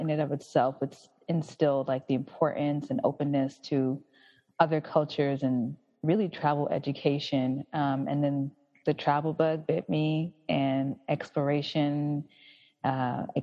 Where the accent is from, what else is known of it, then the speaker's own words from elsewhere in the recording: United States; moved away as an adult; also born or lived in South Korea; living and growing up in America and then going elsewhere